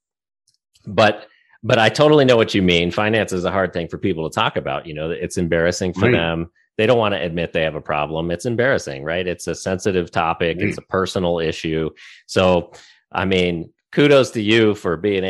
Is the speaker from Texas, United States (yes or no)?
yes; Texas, United States; also born or lived in Ohio; I'm originally from Ohio and I grew up in Texas